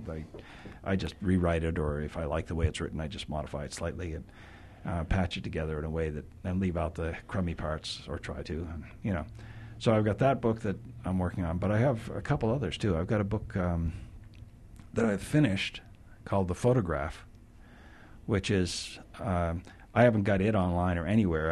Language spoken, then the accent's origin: English; New Hampshire, United States; also born or lived in Wyoming; now in Utah, United States; I bicycled back to my hometown in New Hampshire where I had grown up